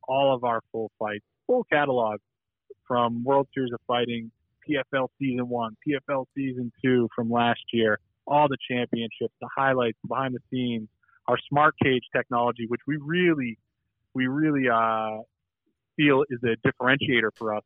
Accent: Boston, Massachusetts, United States; Growing up in Boston

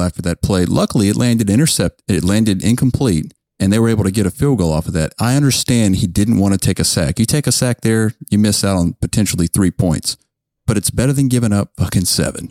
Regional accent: Lake Charles, Louisiana, United States; McNeese State, the local college in my hometown

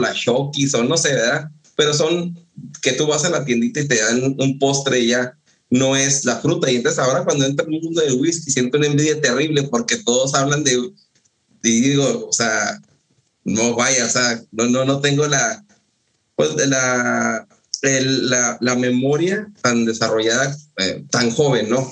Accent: northern Mexico, Mexico; yo soy del norte de México es árido, no hay frutas tropicales

